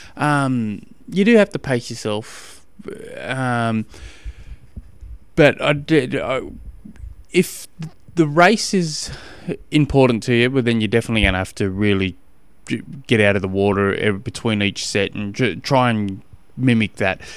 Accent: Australia; I'm from Australia and we don't do, uh, eighty-eight degrees.

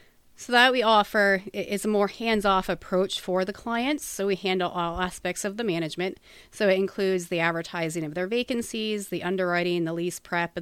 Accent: New Jersey, United States; moved away as an adult; now in Pennsylvania, United States; Well, I've been in Pennsylvania for about 18 years, so almost half my life. I came here when I was about 19 from New Jersey. My family still resides there, but I made Pennsylvania my home.

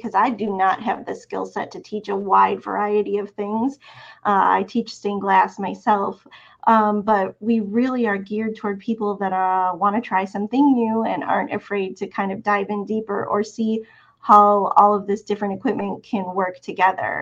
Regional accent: Milwaukee, Wisconsin, United States; also born or lived in Champaign-Urbana, Illinois / Oregon coast; now in Alabama, United States; I grew up in Milwaukee, Wisconsin.

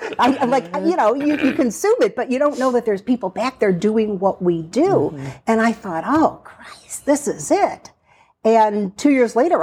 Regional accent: Chicago, Illinois, United States; moved away as an adult; now in Youngstown, United States; I was born and raised in Chicago, and I've actually lived here far longer than I lived in Chicago. I've lived here 44 years

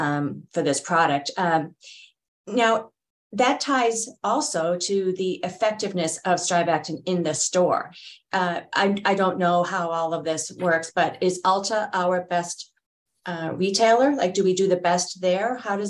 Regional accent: Boston, Massachusetts, United States; accent: Boston; there's my Boston accent

